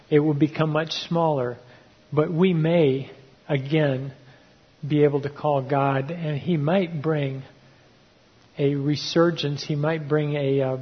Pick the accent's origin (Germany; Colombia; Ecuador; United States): Ecuador; And because they recognized that I grew up tribal down in Ecuador, they really shared their hearts with me.